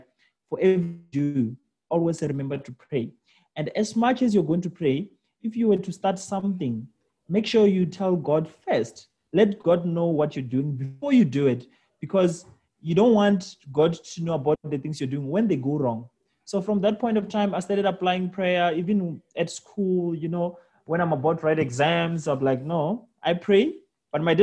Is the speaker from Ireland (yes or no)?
no; Limpopo, South Africa; I was actually raised in villages. That's where I come from. So I was born in Limpopo in a village called Hamakita. That's where I went to school. So I only left the village when I was going to university.